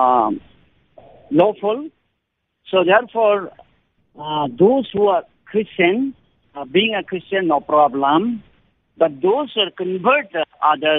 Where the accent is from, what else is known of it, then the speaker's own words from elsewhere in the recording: Nepal; from Nepal